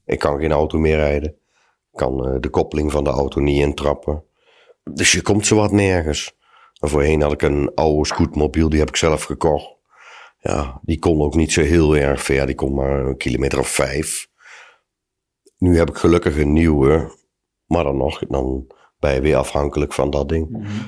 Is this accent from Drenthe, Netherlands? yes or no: no; Huissen, Gelderland, Netherlands; ben 47 jaar en ik kom uit Hussen.